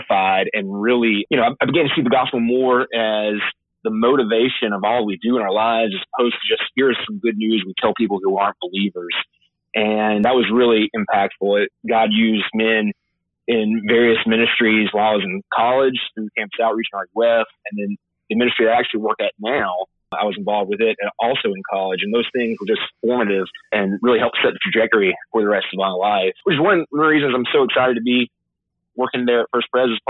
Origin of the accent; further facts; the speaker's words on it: Augusta, Georgia, United States; now in Auburn, United States; originally from the Augusta, Georgia area